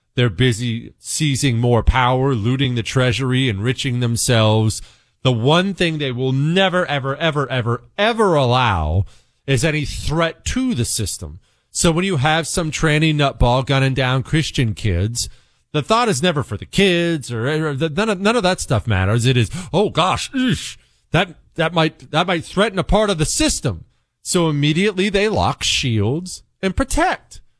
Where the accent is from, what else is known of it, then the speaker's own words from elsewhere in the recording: United States; I'm an American